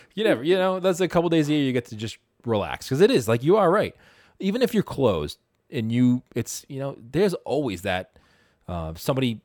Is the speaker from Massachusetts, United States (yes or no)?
yes; Boston, Massachusetts, United States; I'm from Boston, so we're based out of Boston